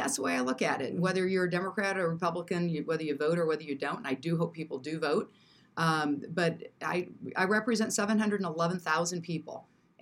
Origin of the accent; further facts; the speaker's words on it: Springfield, Illinois, United States; moved away as an adult; now in Quad Cities, United States; I grew up in Springfield in the state capital